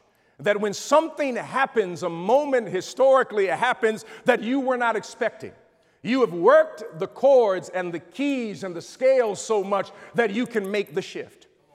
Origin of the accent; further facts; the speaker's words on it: Chicago, Illinois, United States; I come from Chicago